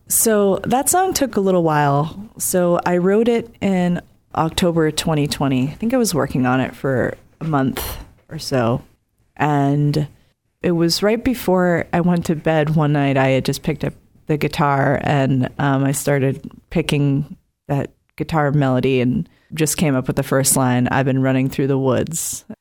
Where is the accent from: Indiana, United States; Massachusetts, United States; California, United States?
Massachusetts, United States; Cape Cod; moved away; I grew up on the Cape and lived in some different places